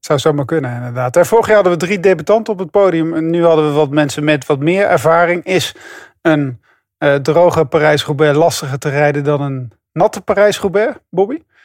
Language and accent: Dutch; Netherlands; ik als Nederlander